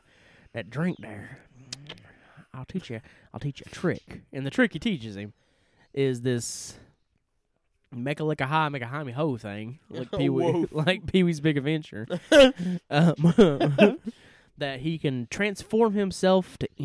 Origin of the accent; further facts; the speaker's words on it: the South, United States; We're not racist people, even though we're from the South.